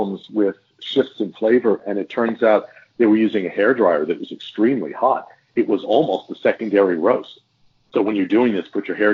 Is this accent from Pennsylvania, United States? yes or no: no; Texas, United States; we're from Texas